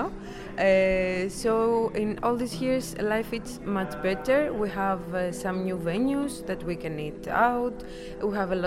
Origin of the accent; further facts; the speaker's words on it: Greece; I'm from Greece.